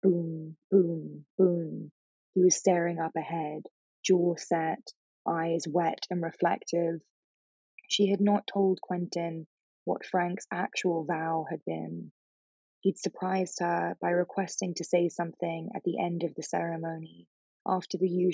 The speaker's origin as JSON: {"language": "English", "region": "England", "country": "United Kingdom", "tie": "born or raised there", "also_born_or_lived": "New York", "moved": "yes", "lives_now": "Los Angeles, United States", "said": "I grew up in England, which is a very non-religious country now"}